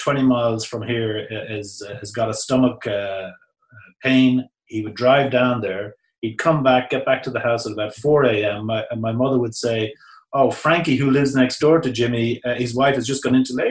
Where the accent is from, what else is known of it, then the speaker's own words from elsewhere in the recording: New Ross, Leinster, Ireland; moved away; my coming from a small country town, such as my hometown of New Ross